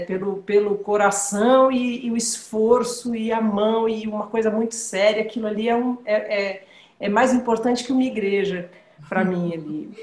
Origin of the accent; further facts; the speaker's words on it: São Paulo, Brazil; Eu sou paulista